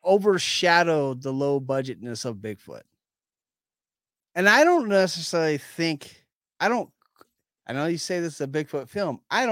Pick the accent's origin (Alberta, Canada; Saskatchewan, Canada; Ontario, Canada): Saskatchewan, Canada; I'm from Saskatchewan.